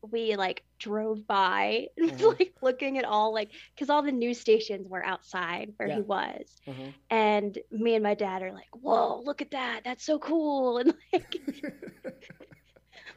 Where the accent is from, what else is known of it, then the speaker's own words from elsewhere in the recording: Wichita, Kansas, United States; I grew up around Wichita